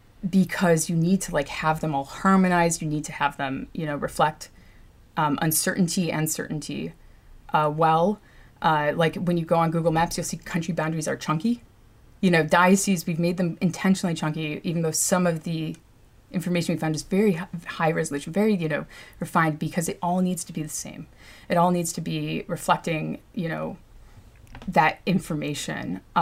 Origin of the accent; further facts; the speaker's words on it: New York, United States; born there; So my background, I guess, I was born in Mount Sinai, and apparently I barely cried, and I was like super jolly as a baby